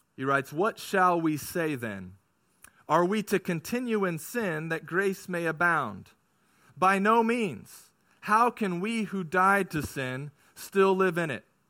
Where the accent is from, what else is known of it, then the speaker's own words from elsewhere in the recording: California, United States; I grew up in California